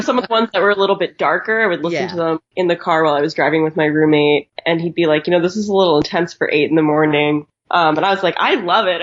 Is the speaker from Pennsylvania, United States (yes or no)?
yes; Abington, Pennsylvania, United States; moved away as an adult; now in Philadelphia, United States; I grew up in Abington, Jenkintown area